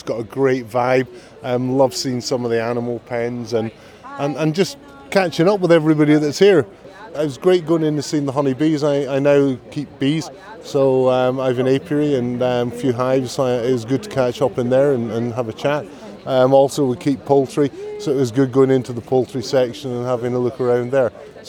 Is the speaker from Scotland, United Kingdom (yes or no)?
yes; Perthshire, Scotland, United Kingdom; I'm from Perthshire.